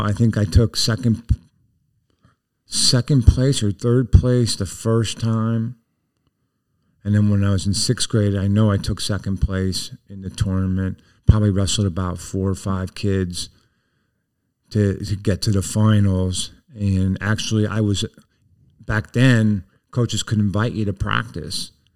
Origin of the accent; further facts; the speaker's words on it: Plymouth, Pennsylvania, United States; also born or lived in Back Mountain; we ended up moving to Plymouth in my kindergarten year